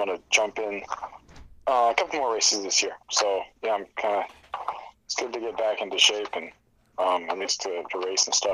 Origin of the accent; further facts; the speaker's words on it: Soldotna, Alaska, United States; moved away as an adult; also born or lived in Michigan; now in Alaska, United States; going down to the Kenai Peninsula to my hometown